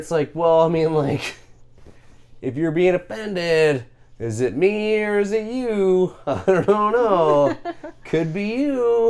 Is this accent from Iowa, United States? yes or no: yes; Iowa, United States; totally from Iowa.